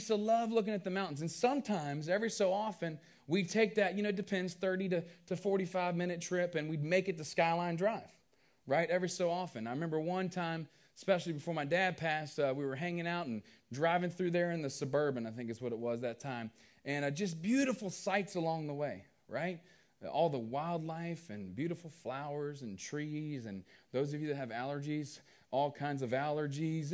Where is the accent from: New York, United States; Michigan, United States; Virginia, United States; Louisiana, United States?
Virginia, United States; Culpeper; now in West Virginia, United States; I grew up in Culpeper, Virginia, a small town down there.